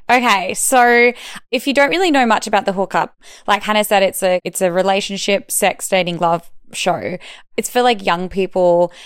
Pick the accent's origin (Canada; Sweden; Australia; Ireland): Australia; Perth, Western Australia; moved away as an adult; now in Melbourne, Australia; I'm from Perth and it's kind of like a small country town city type vibe